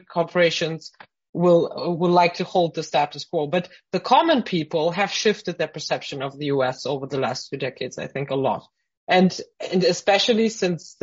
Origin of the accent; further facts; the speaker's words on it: Frankfurt, Hesse, Germany; I grew up in Frankfurt